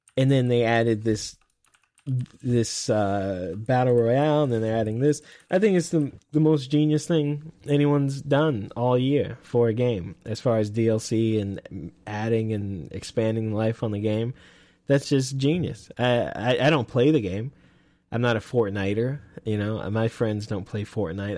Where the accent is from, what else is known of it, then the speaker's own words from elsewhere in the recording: Texas, United States; accent: Texas; I'm from Texas.